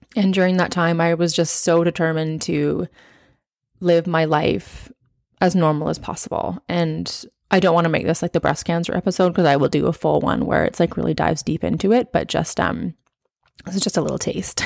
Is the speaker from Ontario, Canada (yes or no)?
no; Okanagan, British Columbia, Canada; moved away as an adult; now in New Zealand; we were raised as teenagers in the Okanagan, which is, if you're not from Canada or you're not from B C, it is in the interior of British Columbia.